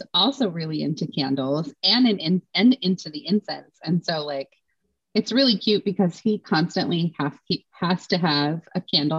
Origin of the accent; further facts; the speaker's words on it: Utah, United States; also born or lived in Washington / Idaho; I grew up in Utah and then Washington and then Idaho. All very different.